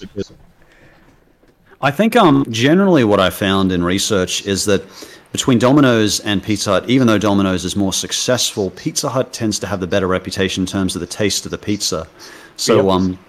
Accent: Australia

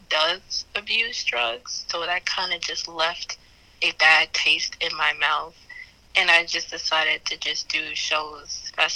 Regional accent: Chicago, Illinois, United States; I am from the Chicago area

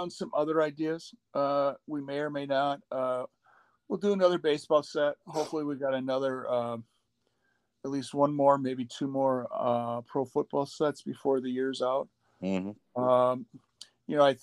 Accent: Midwest, United States; I'm from the Midwest

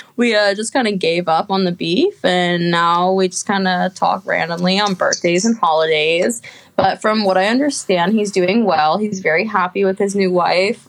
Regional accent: Olney, Maryland, United States; moved away as an adult; also born or lived in Gainesville, Florida; I'm a Jew from Olney, Maryland

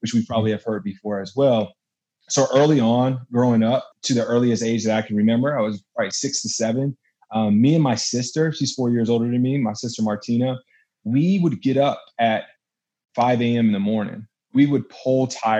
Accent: Fayetteville, North Carolina, United States; moved away; I'm from Fayetteville, North Carolina originally. Love Carolina, Southern boy for sure

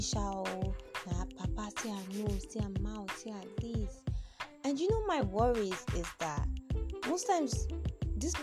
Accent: Nigeria; I'm also a Nigerian

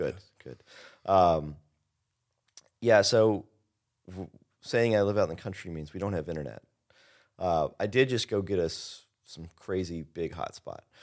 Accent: Henryville, Indiana, United States; also born or lived in Louisville, Kentucky

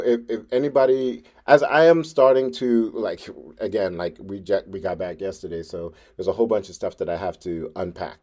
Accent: Trinidad & Tobago; now in New York City, United States; I'm from Trinidad.

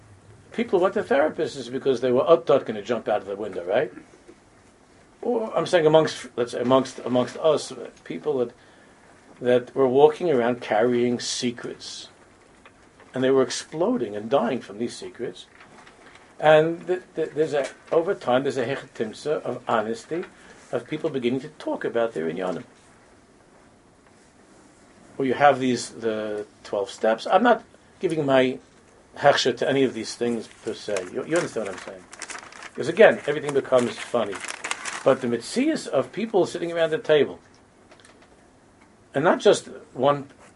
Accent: United States; because we grew up already in America this way

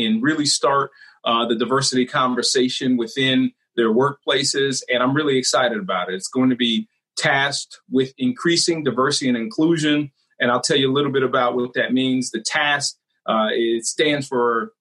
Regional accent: Canton, Ohio, United States; I grew up in Canton, Ohio

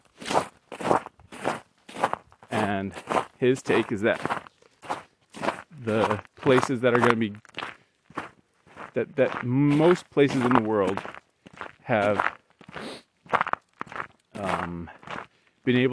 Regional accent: Western New England, United States; moved away; we decided to move back to where we grew up in Western New England

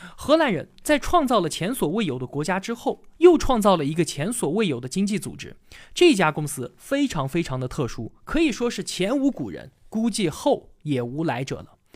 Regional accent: China; 我们中国人

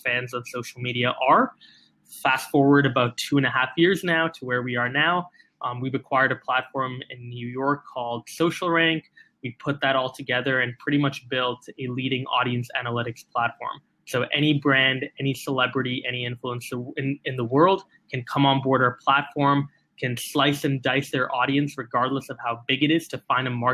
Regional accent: Singapore; I was born and raised in Singapore

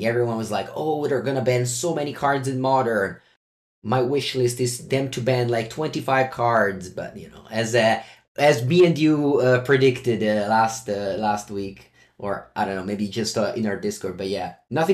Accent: Italy; I'm your host from Italy

